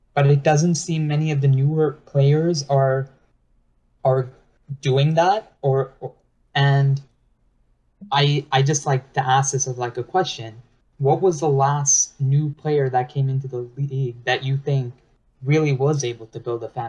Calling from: New York, United States; I'm calling from New York, New York.

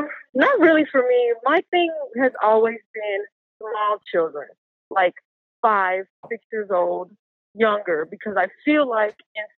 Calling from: Puerto Rico; Puerto Rican.

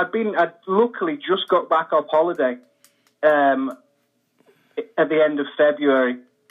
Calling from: Manchester, North West England, United Kingdom; Manchester, England, yeah.

